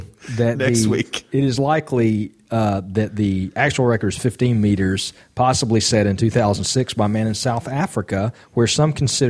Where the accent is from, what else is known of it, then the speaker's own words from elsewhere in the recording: Ireland; I'm actually, guys, as an Irishman, a bit embarrassed about this story we're about to do.